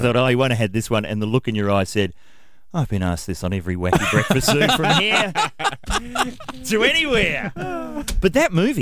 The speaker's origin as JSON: {"language": "English", "country": "New Zealand", "moved": "yes", "lives_now": "Australia", "said": "I'm from New Zealand"}